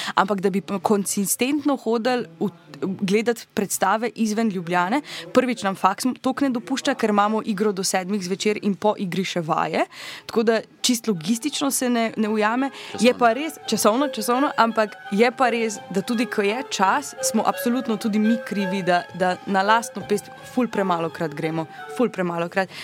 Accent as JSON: {"language": "Slovenian", "town": "Maribor", "region": "Drava", "country": "Slovenia", "said": "jaz sem imela to srečo, da sem iz Maribora"}